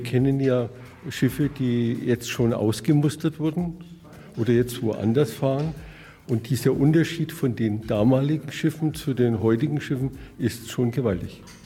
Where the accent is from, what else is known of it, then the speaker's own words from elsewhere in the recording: Nuremberg, Bavaria, Germany; Herkommen tun wir aus Nürnberg, da wo man so gut Fußball spielt